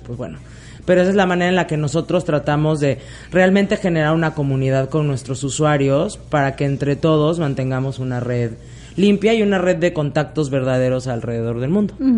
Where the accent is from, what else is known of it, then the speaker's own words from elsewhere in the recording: Mexico; also born or lived in Spain; Yo nací en España, pero me crié en México desde los 11 meses. Diríamos allá, soy más mexicana que el Chile